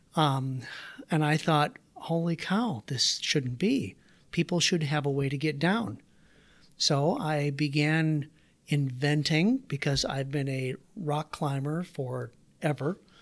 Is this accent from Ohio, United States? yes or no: no; Waterloo, Iowa, United States; also born or lived in Davenport, Iowa; I grew up, so I was born in Davenport, Iowa, did my grade school years in Waterloo. We lived in a 750 square foot house in Waterloo, Iowa